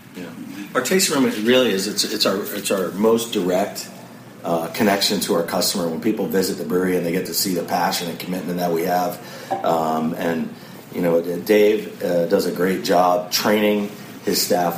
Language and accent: English; New York, United States; now in San Diego, United States; I grew up here in New York, and so it's kind of home, homecoming for me